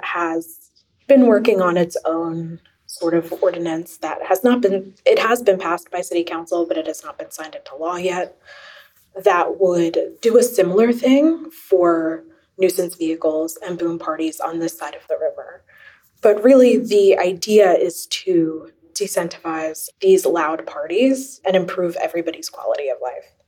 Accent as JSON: {"language": "English", "town": "Philadelphia", "region": "Pennsylvania", "country": "United States", "said": "I'm originally from the Roxborough Manayunk area"}